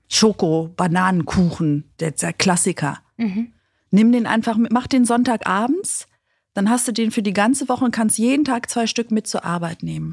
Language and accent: German; Greece; ich als Griechin